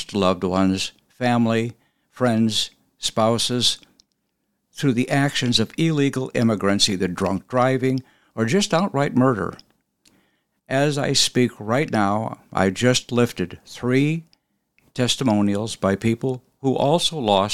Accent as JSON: {"language": "English", "town": "Mesa", "region": "Arizona", "country": "United States", "tie": "born or raised there", "said": "I grew up in Mesa, Arizona, and went to undergrad school at the University of Arizona. So I'm a longtime Arizonan"}